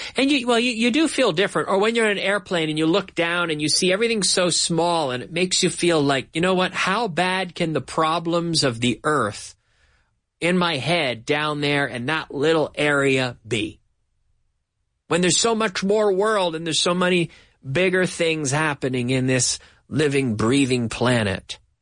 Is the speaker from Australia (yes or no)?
no; Canada; moved away as an adult; now in Madrid, Spain; my hometown in Canada